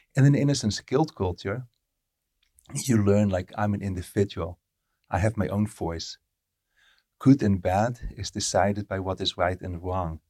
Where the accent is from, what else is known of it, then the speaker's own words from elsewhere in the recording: Netherlands; first language Dutch; English is a second language; moved away as an adult; I lived in the Netherlands from birth till I was thirty-two, and then English started to become my primary language.